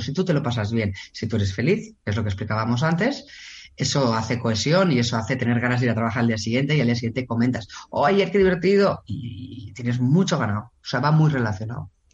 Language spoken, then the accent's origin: Spanish; Barcelona, Catalonia, Spain; yo soy de Barcelona